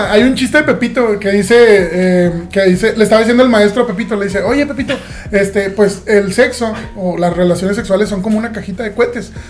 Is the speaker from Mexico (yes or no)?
yes; Caribbean, Mexico; cabe, mencionar que yo me crié en el Caribe, entonces yo soy de sangre caliente.